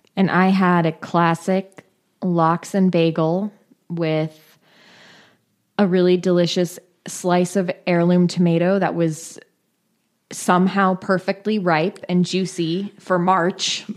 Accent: California, United States; I grew up in California. We're always in a drought.

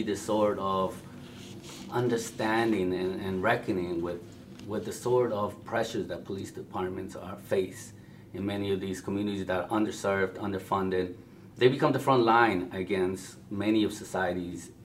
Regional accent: Chicago, Illinois, United States; I grew up in Chicago, so growing up in Chicago

